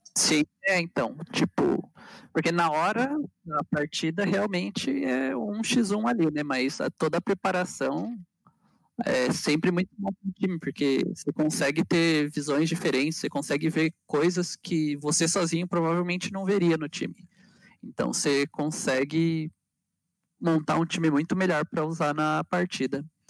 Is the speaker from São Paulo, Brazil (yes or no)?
yes; São Paulo, Brazil; sou de São Paulo